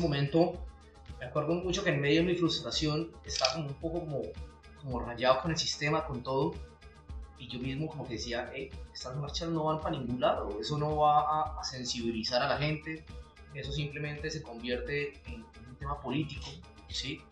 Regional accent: Santander, Colombia; soy un, apasionado por, por, por mi departamento, por mi tierra

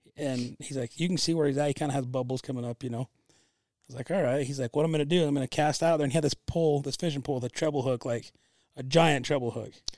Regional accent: Utah, United States; I'm from Utah

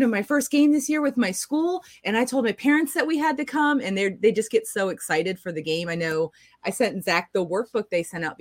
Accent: Norfolk, Virginia, United States; now in Jacksonville, United States; I grew up in Norfolk

